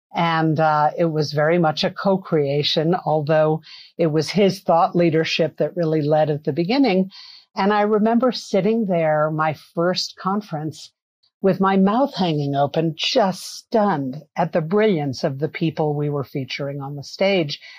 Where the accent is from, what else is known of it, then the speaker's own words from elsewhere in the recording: New York City, New York, United States; I grew up in New York City. I'm a city kid